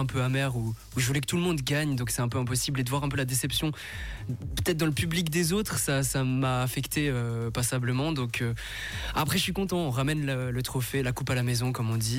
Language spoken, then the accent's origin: French; Vietnam; moved away; je viens du Vietnam